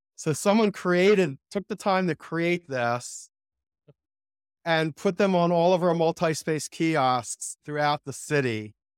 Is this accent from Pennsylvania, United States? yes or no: yes; Philadelphia, Pennsylvania, United States; I grew up in Ph, Philadelphia